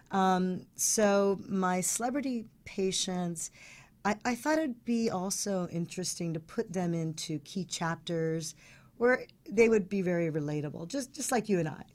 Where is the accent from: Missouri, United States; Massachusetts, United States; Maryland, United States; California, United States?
California, United States; Palos Verdes; I grew up in Palos Verdes